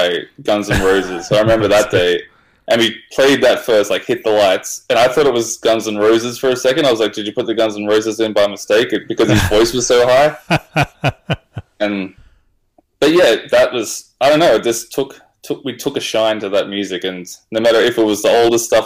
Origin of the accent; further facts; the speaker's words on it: Australia; I'm from Australia